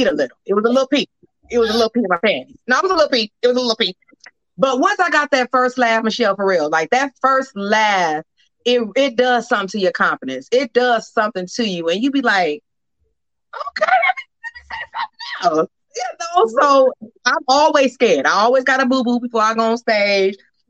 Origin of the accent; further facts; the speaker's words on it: Inglewood, California, United States; moved away; also born or lived in Georgia; I was born in Georgia. I'm a Georgia peach, but I grew up in Los Angeles